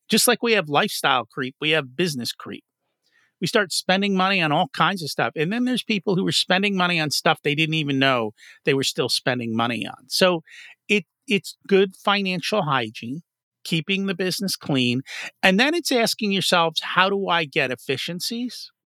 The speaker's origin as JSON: {"language": "English", "region": "New Jersey", "country": "United States", "said": "I didn't come from Philly. I came from Jersey."}